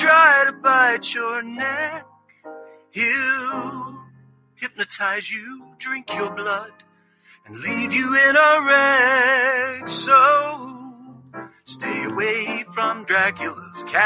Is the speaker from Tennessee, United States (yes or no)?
yes; Tennessee, United States; I was born and raised in Tennessee